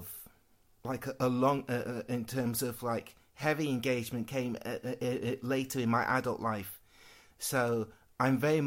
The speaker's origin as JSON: {"language": "English", "town": "Worksop", "region": "East Midlands", "country": "United Kingdom", "tie": "born or raised there", "said": "growing up in Worksop, yep, every 5 minutes someone's calling me a black bastard"}